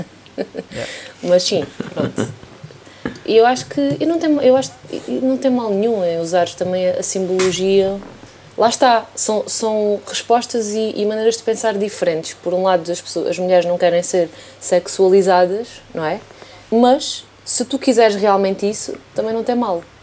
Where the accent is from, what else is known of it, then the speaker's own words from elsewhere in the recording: Elvas, Alentejo, Portugal; also born or lived in Badajoz, Spain; quando tinha 18 anos, estás a ver, em Elvas, na minha terra